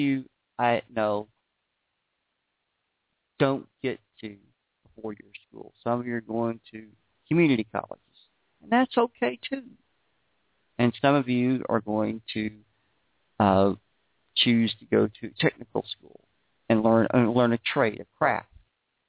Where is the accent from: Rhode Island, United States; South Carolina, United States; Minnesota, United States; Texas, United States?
Texas, United States; Beaumont; also born or lived in Houston, Texas; Beaumont, Texas is where I was raised.